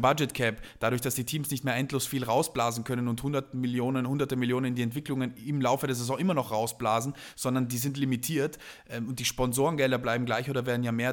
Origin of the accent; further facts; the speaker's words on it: South Tyrol, Trentino-Alto Adige, Italy; ich bin ja ursprünglich Italiener, äh, und äh, habe quasi meine Jugend äh, schon in, zwar in Südtirol verbracht